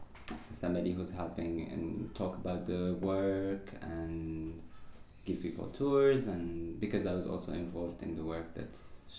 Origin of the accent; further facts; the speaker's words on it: Morocco; moved away as an adult; now in Paris, France; I am from Morocco. I live in Paris for the last 10 years.